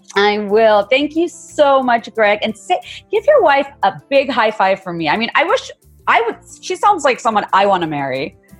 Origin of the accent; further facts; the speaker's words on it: Dhaka, Dhaka Division, Bangladesh; I, am from Bangladesh and I grew up in Bangladesh